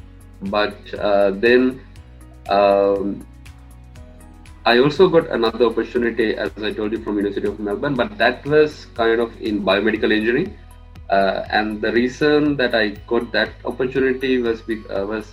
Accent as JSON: {"language": "English", "town": "Matara", "region": "Southern Province", "country": "Sri Lanka", "tie": "born or raised there", "moved": "as an adult", "said": "I'm from Mathura in Sri Lanka, and I studied at Rahula College Mathura from grade 1 to grade 13"}